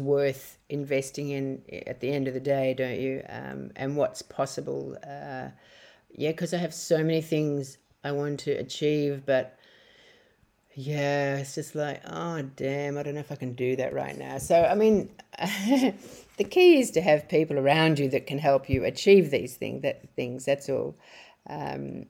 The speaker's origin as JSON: {"language": "English", "country": "Australia", "moved": "as an adult", "lives_now": "Bali, Indonesia", "said": "when I go back to Australia"}